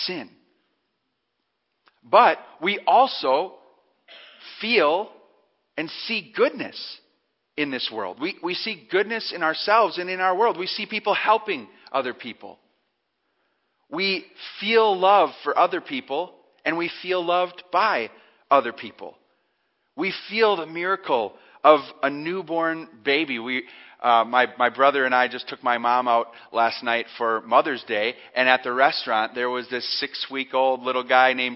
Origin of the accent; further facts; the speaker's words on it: Cedar Grove, Wisconsin, United States; my hometown. I grew up in Cedar Grove.